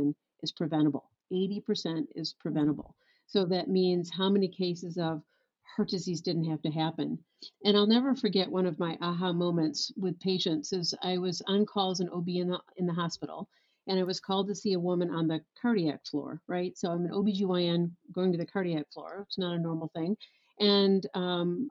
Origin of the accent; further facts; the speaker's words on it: West Michigan, United States; I born and raised in West Michigan